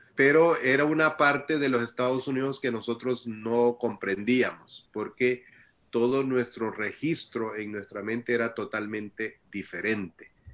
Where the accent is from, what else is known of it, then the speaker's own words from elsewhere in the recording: El Salvador; moved away; also born or lived in Costa Rica / United States; yo nací en El Salvador y, a temprana edad de, yo salí del Salvador